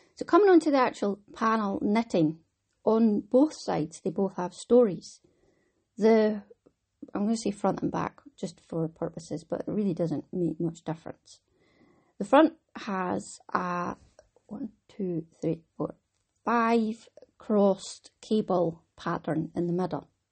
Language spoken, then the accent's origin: English; Wick, Scotland, United Kingdom; I'm from Wick